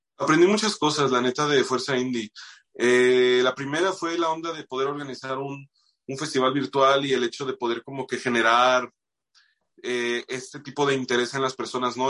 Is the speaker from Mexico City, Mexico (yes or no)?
no; Moroleón, Guanajuato, Mexico; moved away; soy de Moroleón, güey, allá pues sí, a mí me tocó una buena etapa para ser músico en Moroleón